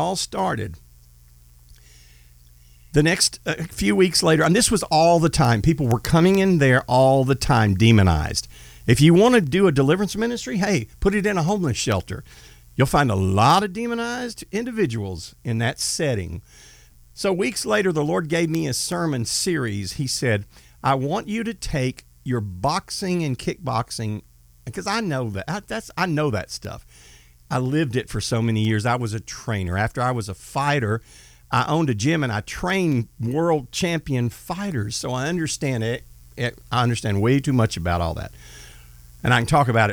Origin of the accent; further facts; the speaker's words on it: Marshall, Texas, United States; George Foreman lived in my hometown, and it's called Marshall, Texas